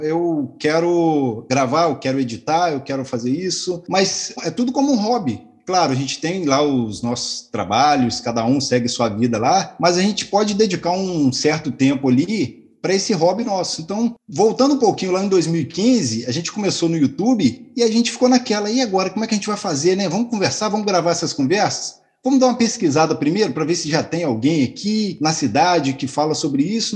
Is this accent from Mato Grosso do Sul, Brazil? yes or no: no; Itaperuna, Rio de Janeiro, Brazil; Sou de Itaperuna, Rio de Janeiro